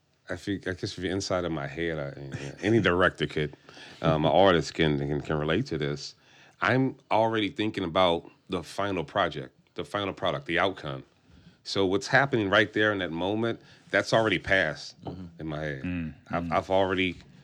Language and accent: English; New Orleans, Louisiana, United States; I'm from New Orleans